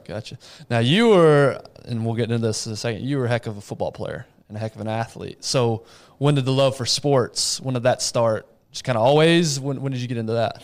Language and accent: English; West Texas, United States; I grew up in West Texas, very heavily Hispanic community